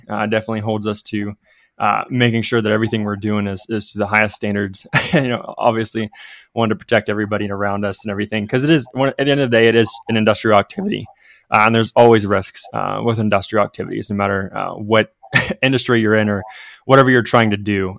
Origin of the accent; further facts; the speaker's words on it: Ohio River Valley, United States; So I grew up in the Ohio River Valley, so southeastern Ohio